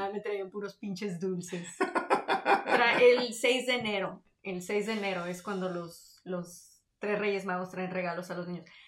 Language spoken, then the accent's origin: Spanish; Ciudad Victoria, Tamaulipas, Mexico; moved away; also born or lived in Reynosa; yo soy de Tamaulipas, entonces en, en donde yo soy, en Victoria